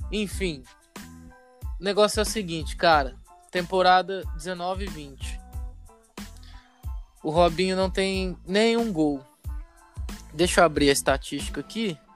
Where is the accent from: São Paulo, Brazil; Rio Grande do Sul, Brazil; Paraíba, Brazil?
São Paulo, Brazil; accent: caipira; Você vai perceber que a gente tem um sotaque meio caipira, porque a gente é do interior de São Paulo